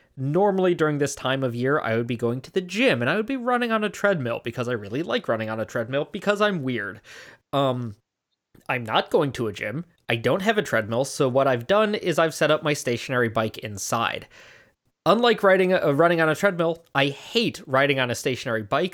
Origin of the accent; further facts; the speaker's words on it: Chicago, Illinois, United States; born and raised in Chicagoland area